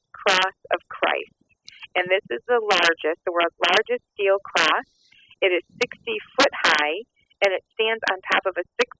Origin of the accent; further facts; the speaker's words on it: Michigan, United States; Michigan, my home state.